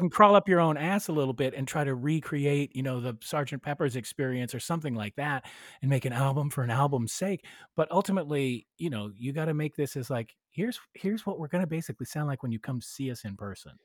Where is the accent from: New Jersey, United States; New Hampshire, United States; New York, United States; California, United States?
California, United States; Bay Area; growing up in the Bay Area